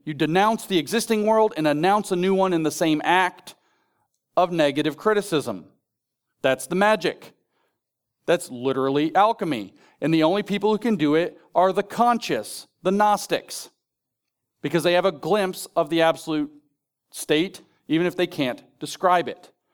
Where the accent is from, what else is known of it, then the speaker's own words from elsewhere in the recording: Appalachia, United States; I'm from Appalachia.